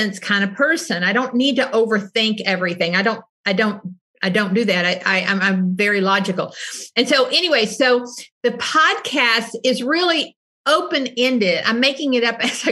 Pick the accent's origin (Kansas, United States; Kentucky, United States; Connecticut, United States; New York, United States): Kentucky, United States; Southeastern; I was born in Southeastern Kentucky, which is a very heavy welfare poverty part of the country